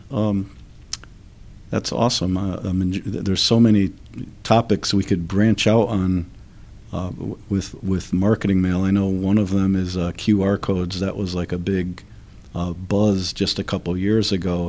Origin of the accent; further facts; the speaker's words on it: Derby, Connecticut, United States; a small Catholic school in my hometown of Derby